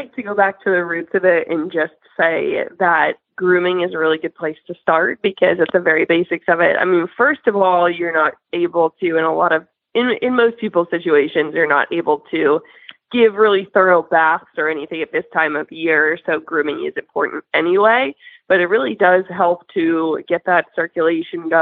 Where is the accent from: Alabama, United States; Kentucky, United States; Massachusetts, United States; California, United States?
Massachusetts, United States; Boston; moved away; I was born and raised in Boston